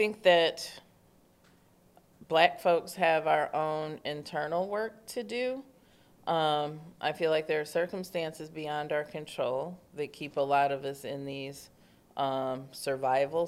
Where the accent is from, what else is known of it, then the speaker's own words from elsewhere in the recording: Detroit, Michigan, United States; also born or lived in Midtown, Detroit; I'm from the Bagley neighborhood. I currently live in Midtown